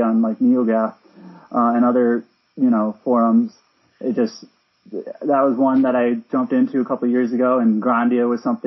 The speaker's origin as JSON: {"language": "English", "region": "Iowa", "country": "United States", "moved": "as an adult", "lives_now": "Atlanta, United States", "said": "I'm originally from Iowa, and I moved to Atlanta a couple years ago for graduate school"}